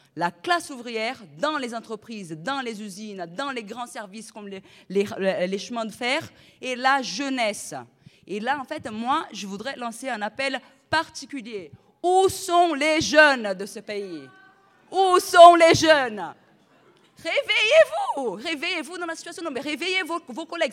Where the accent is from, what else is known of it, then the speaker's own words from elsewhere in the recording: Brazil; now in France; Moi, en plus, je suis brésilienne, je ne suis pas même, pas française